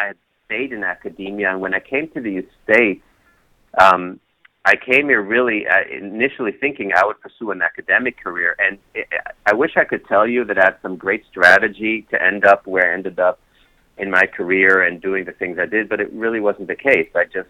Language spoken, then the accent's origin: English; Kenya; moved away; also born or lived in Israel; So I was born in Israel, then my dad was a diplomat, grew up in Kenya, actually in the 60s, and ended up living all over the place